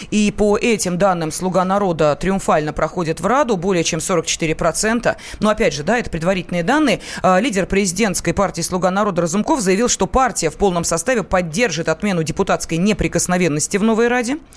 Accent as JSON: {"language": "Russian", "region": "Moscow", "country": "Russia", "tie": "born there", "said": "Я родилась в Москве."}